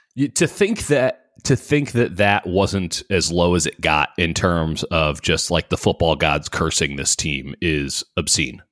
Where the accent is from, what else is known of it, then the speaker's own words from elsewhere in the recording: Chicago, Illinois, United States; I grew up in Chicago